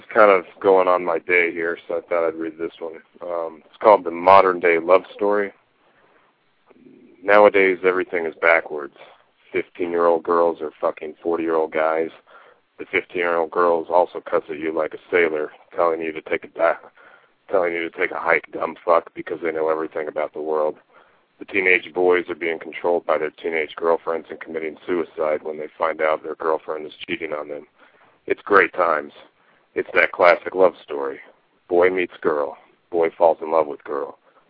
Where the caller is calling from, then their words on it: Tempe, Arizona, United States; I'm in Tempe, Arizona right now.